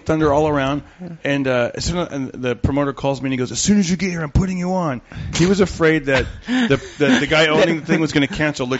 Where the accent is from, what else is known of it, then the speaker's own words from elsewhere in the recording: Fresno, California, United States; So it's like in Fresno. I grew up in Fresno.